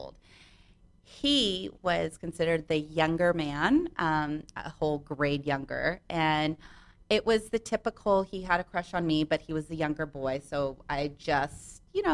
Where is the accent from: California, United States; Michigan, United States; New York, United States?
California, United States; Santa Monica; I am born and raised in Santa Monica